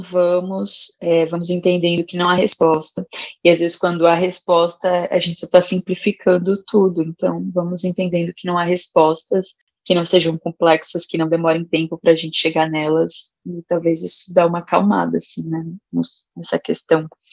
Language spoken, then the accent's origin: Portuguese; São Paulo, Brazil; also born or lived in Rio Grande do Norte; nasci no Rio Grande do Norte, fui criada no Itaim Paulista